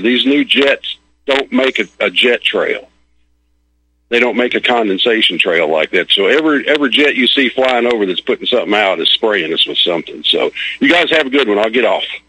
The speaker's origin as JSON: {"language": "English", "region": "Missouri", "country": "United States", "tie": "born or raised there", "also_born_or_lived": "Kansas", "moved": "as an adult", "lives_now": "Tennessee, United States", "said": "I grew up back in Missouri and, and Kansas a little bit"}